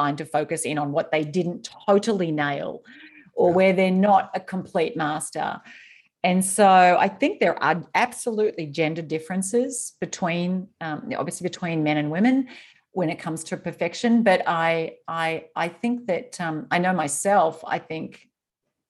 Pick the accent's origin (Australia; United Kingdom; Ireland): Australia; I grew up in Australia